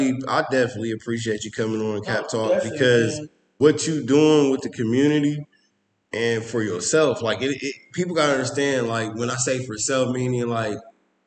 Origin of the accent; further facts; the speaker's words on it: Columbus, Ohio, United States; I grew up in Mount Vernon. I didn't go to East.